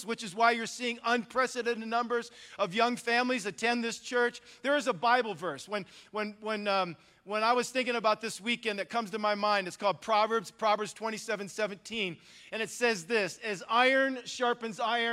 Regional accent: Northwest Ohio, United States; moved away as an adult; also born or lived in Milwaukee, Wisconsin; now in California, United States; I grew up, I'm now in California, but I grew up in Northwest Ohio. I'm a rural kid, okay? I'm from a farming community

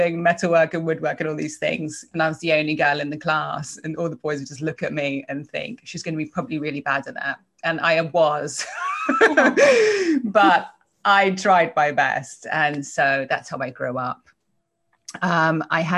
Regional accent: a little town just outside of London, South East England, United Kingdom; accent: English; moved away as an adult; now in United States; I was born in England, a little town just outside of London. Well, I was born in London and then we kind of moved out

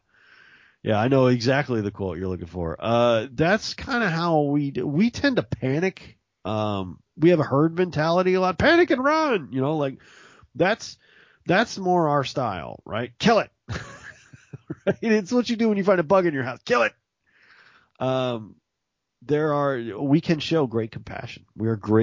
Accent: Mississippi, United States; I come from there. I've been there. I was born there.

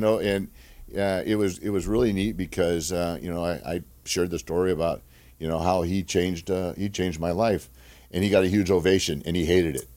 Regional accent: Glendora, California, United States; also born or lived in Duarte, California; I'm a, a Southern California boy. I grew up in, in Glendora, California. I was born in Duarte

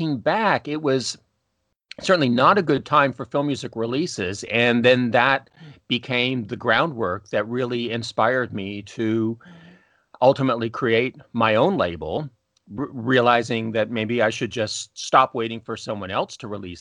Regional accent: just outside of Toronto, Ontario, Canada; I'm Canadian, grew up just outside of Toronto

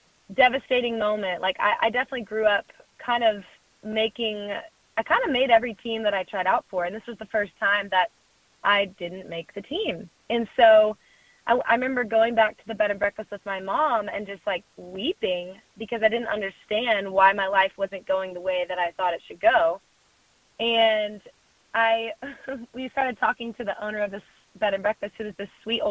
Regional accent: Dallas, Texas, United States; moved away as an adult; now in Nashville, United States; I grew up in Dallas, in the central Dallas area, went to a performing arts high school in downtown Dallas

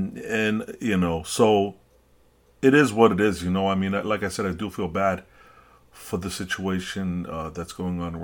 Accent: New York City, New York, United States; I'm a New Yorker, and that's, you know, my New York runs in my veins, my city.

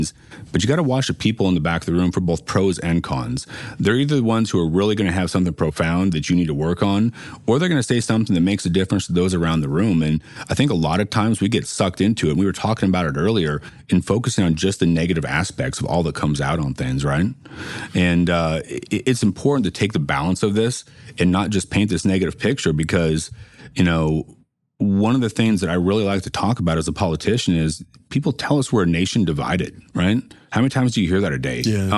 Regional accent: United States; We're American citizens.

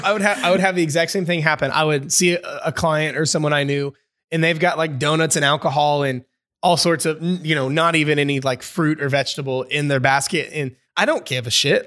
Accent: Indiana, United States; I'm from Indiana, over in the States

